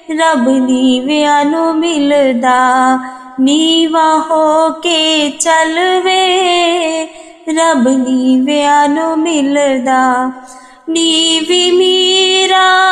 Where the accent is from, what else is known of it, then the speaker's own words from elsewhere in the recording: Amritsar, Punjab, India; ਮੈਂ ਅੰਮ੍ਰਿਤਸਰ ਦੀ ਰਹਿਣ ਵਾਲੀ ਹਾਂ